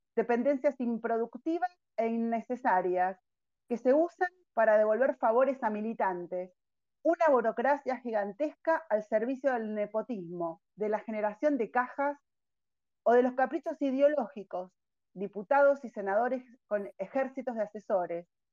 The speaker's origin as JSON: {"language": "Spanish", "country": "Argentina", "said": "somos todos argentinos"}